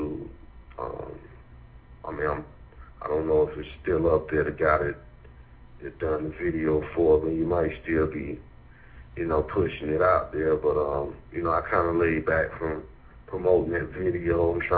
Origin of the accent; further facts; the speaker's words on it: Durham, North Carolina, United States; Indeed. I spent all my life here. You know, I went to schools, you know, the local schools around here.